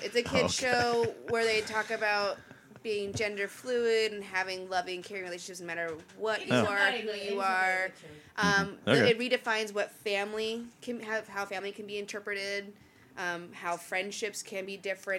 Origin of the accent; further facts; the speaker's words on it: Seattle, Washington, United States; I grew up in Seattle.